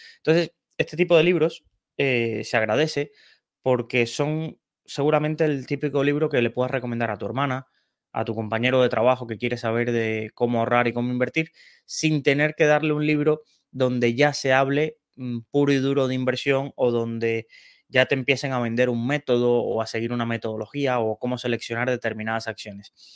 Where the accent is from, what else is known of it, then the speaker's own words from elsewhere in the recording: Cienfuegos, Cuba; also born or lived in Santa Clara, Cuba; yo nací en Cienfuegos, que es una ciudad de, Cuba, pero estudié en Santa Clara.